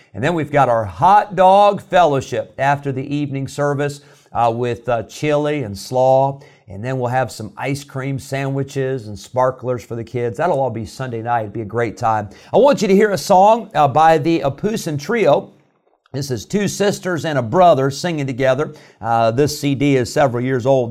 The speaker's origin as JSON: {"language": "English", "region": "Illinois", "country": "United States", "tie": "born or raised there", "moved": "yes", "said": "I grew up in Illinois, and I grew up in a great church"}